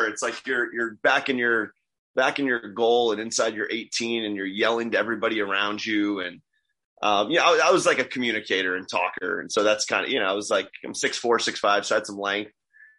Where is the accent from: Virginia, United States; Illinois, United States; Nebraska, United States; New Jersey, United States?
New Jersey, United States; moved away; also born or lived in Kentucky; As a kid growing up in Jersey with no exposure to European soccer